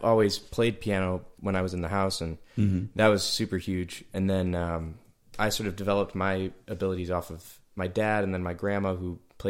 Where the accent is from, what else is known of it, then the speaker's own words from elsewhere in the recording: Hamburg, New York, United States; also born or lived in Amherst, New York; now in Nashville, United States; I was born in technically up in Amherst. Amherst, okay. Sure. I grew up in Hamburg